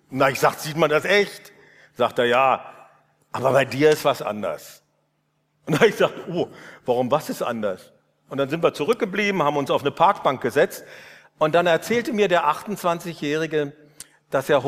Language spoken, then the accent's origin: German; Northern Germany, Germany; habe ich Ulrich äh, Giesekus, diesen Professor hier, erlebt und als Norddeutscher fand ich sowas von befremdend.